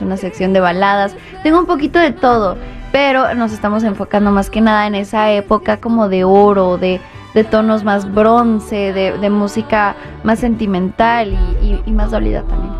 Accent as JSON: {"language": "Spanish", "town": "Los Angeles", "region": "California", "country": "United States", "tie": "born or raised there", "moved": "yes", "said": "Yo nací en Los Ángeles. Esta es mi casa"}